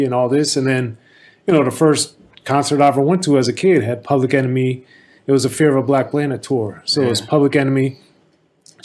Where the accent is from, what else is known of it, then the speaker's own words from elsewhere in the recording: Maryland, United States; growing up in Maryland